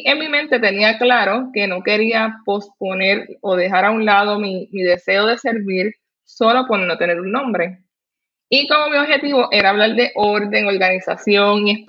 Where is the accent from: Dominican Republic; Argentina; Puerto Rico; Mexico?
Puerto Rico; soy puertorriqueña, tengo 32 años, soy madre y esposa.